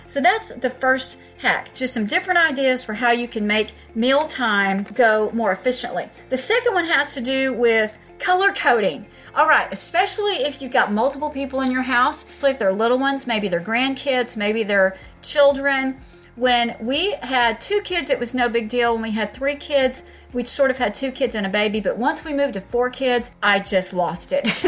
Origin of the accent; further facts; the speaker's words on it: Texas, United States; I'm from Texas.